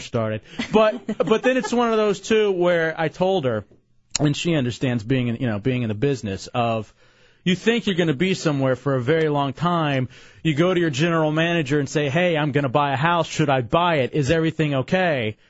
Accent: Dallas, Texas, United States; moved away; I grew up in Dallas, Texas

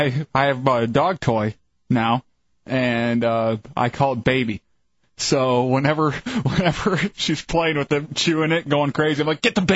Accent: Fowlerville, Michigan, United States; also born or lived in Virginia; now in Florida, United States; In my hometown of Fall River, Michigan

